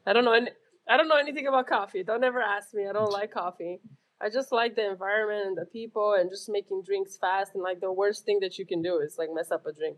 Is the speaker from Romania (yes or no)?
yes; Romania; now in South Carolina, United States; I grew up in Romania